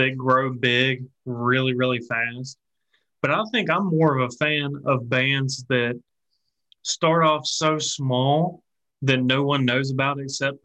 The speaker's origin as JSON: {"language": "English", "region": "Appalachia", "country": "United States", "said": "we're from the Appalachia region, and we have our own cultural differences"}